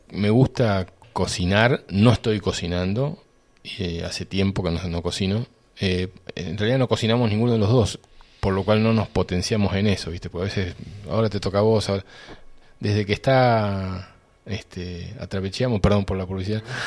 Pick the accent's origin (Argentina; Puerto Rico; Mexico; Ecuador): Argentina; Boulogne Sur Mer, Buenos Aires Province; also born or lived in Río Tercero, Córdoba, Argentina; yo tenía tres años y nos mudamos de Río Tercero a, a Boulogne, un barrio de San Isidro